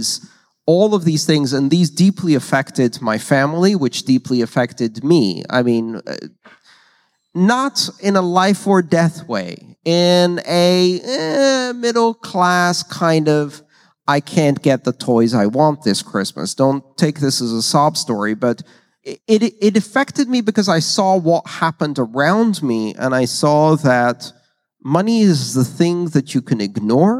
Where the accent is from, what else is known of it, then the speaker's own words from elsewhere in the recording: Greece; moved away; I grew up in Greece